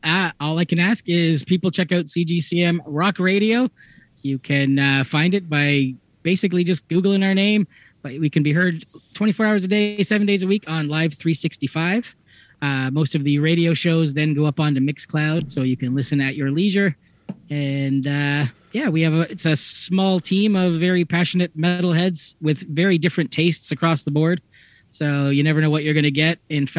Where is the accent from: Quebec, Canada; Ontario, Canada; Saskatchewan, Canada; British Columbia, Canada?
Ontario, Canada; I grew up just outside of Hamilton, so I am not a Toronto fan when it comes to football.